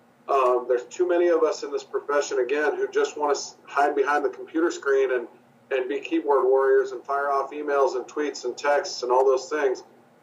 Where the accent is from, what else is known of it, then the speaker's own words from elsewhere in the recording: Midwest, United States; I'm from the Midwest and spent a lot of time near Kansas City.